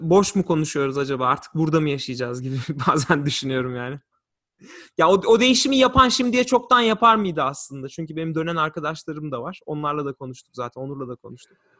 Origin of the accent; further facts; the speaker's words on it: Turkey; also born or lived in Lansing, Michigan / St. Joseph, Michigan; now in Washington, D.C., United States; biz öyle büyüdük, öyle yetiştik. Orada büyüdük.